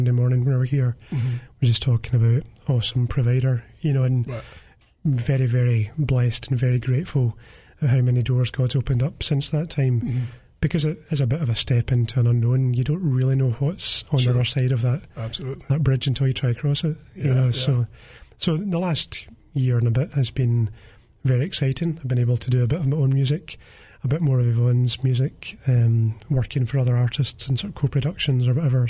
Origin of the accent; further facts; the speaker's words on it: Greenock, Scotland, United Kingdom; I was born in Greenock.